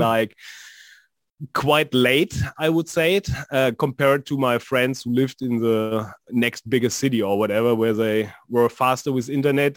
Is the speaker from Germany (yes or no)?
yes; North Rhine-Westphalia, Germany; And here in uh, in Dortmund, which is a city also here in NRW